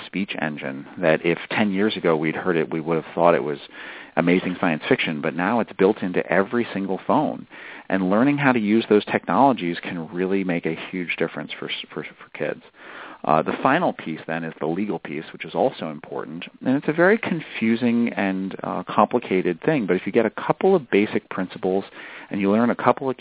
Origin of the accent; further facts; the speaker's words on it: New Hampshire, United States; I'm from New Hampshire, which is where I grew up